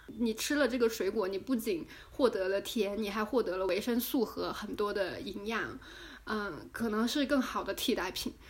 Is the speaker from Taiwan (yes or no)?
no; China; 我们中国人